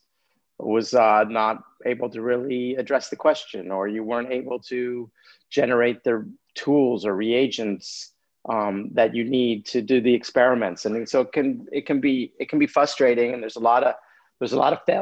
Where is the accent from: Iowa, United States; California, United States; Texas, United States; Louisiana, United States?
California, United States; Los Angeles; moved away; I grew up in Los Angeles.